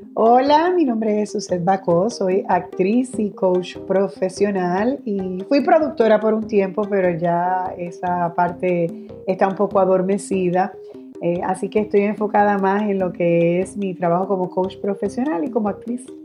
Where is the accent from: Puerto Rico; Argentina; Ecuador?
Puerto Rico; Guaynabo; also born or lived in San Juan (Hato Rey) / Bayamón; Sí me crié en Guaynabo, pero eh, vivo en Bayamón y soy de Bayamón